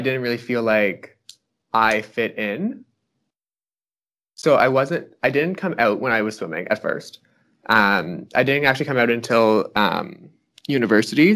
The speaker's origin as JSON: {"language": "English", "town": "Fredericton", "region": "New Brunswick", "country": "Canada", "moved": "as an adult", "lives_now": "Ottawa, Canada", "said": "I'm from Fredericton, New Brunswick originally, but I moved to Ottawa"}